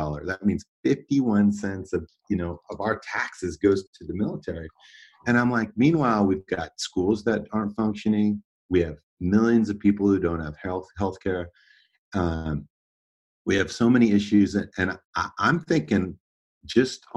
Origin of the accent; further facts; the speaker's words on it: Davis, California, United States; also born or lived in Oakland, California; I was born in Oakland, but I grew up in Davis, California, and it's a small university town